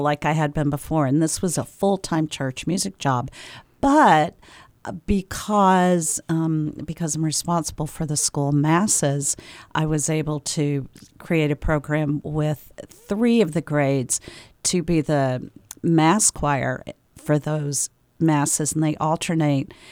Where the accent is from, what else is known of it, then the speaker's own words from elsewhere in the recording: the South, United States; moved away as an adult; also born or lived in Tennessee / Georgia / Maine; now in Concord, United States; I am from the South. I grew up in Tennessee and in Georgia, and then moved here, moved to New England in the year two thousand